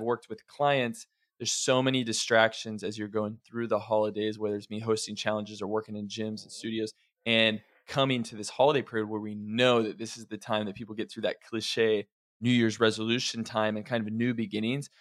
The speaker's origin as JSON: {"language": "English", "area": "Oregon and Idaho", "region": "Pacific Northwest", "country": "United States", "tie": "born or raised there", "said": "I grew up a lot of my childhood was in Oregon and Idaho"}